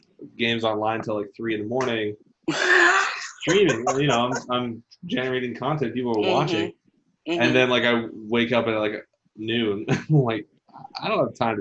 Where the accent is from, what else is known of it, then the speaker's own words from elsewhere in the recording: Washington, United States; In the town that I grew up in Washington.